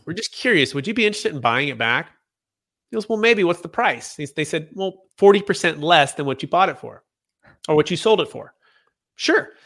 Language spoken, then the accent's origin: English; Bay Area, Northern California, United States; growing up in the Bay Area, uh, in Cal, Northern California